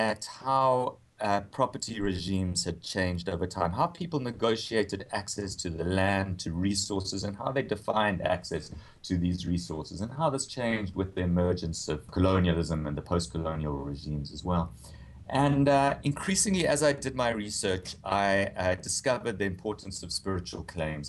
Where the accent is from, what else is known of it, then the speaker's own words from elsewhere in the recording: South Africa; moved away as an adult; also born or lived in Cape Town / United States; as a South African